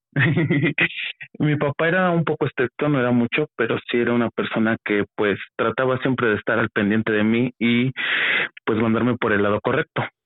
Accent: Mexico City, Mexico; now in State of Mexico, Mexico; soy de la Ciudad de México, pero ahorita actualmente radico en en Estado de México

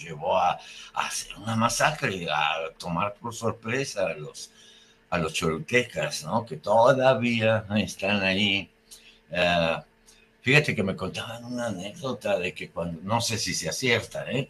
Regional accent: Mexico

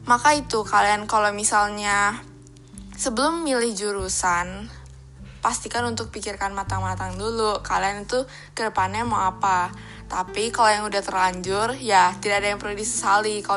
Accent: Jakarta, Indonesia; born there; Aku lahir di Jakarta, tanggal 8 Desember tahun 2003.

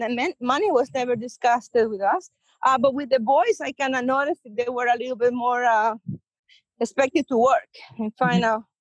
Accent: El Salvador; English is a second language; moved away as an adult; now in United States; Very slow compared here to the States. Went to high school there. I did 2 years of college, but I never finished.

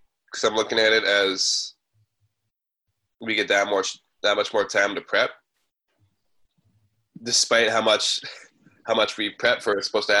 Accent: Kitimat, British Columbia, Canada; Like, both born and raised in Kitimat, BC, like you said in the beginning, Heisen Nation

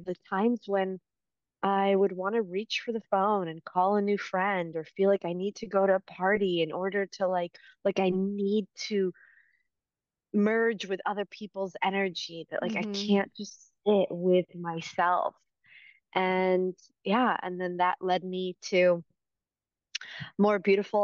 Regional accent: East Coast, United States; moved away as an adult; also born or lived in New York City; now in California, United States; growing up on the East Coast

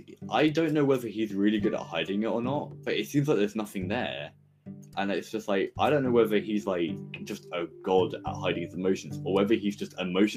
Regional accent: England, United Kingdom; Mate, I'm English.

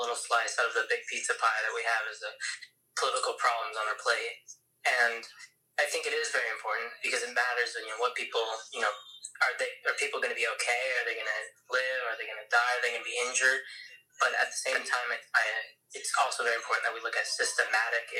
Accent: United States; I'm an American

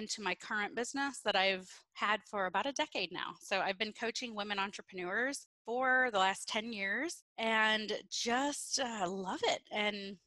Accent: Peoria, Illinois, United States; I'm born and raised in Peoria, Illinois

